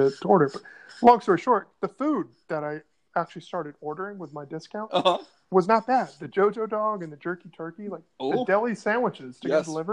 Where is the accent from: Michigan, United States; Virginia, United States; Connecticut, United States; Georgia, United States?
Virginia, United States; Northern; also born or lived in Atlanta; you and I grew up in Northern Virginia